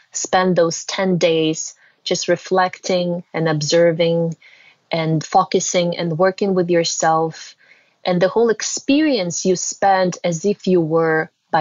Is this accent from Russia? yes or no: yes; Russia; moved away; I was born and raised in Russia.